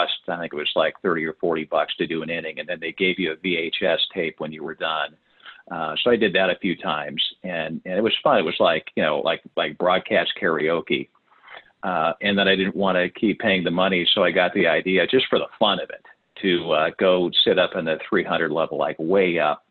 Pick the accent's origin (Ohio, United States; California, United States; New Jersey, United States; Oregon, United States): California, United States; Santa Barbara; moved away as an adult; now in Seattle, United States; I grew up in Southern California in Santa Barbara